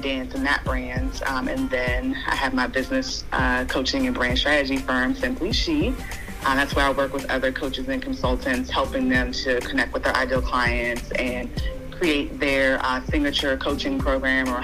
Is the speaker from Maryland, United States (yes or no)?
yes; Maryland, United States; I'm from Maryland